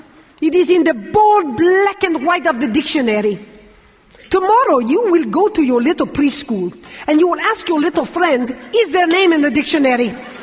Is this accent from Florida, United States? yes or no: yes; Fort Lauderdale, Florida, United States; thousands of Cubans flooded into my hometown, Fort Lauderdale, Florida.